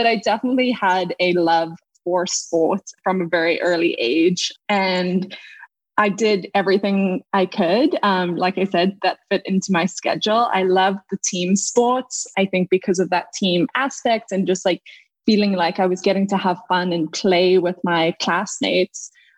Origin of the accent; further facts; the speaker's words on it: Cape Town, Western Cape, South Africa; I grew up in Cape Town, South Africa, a beautiful little place, you know, at the southern tip of Africa